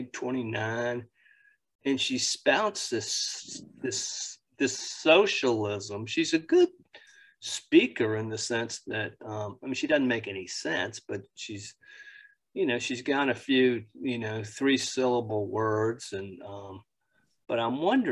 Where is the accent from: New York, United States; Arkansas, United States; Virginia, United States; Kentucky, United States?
Virginia, United States; Northern Neck; now in Richmond, United States; where I grew up in the Northern Neck, it snowed a lot. A lot more than it does in Richmond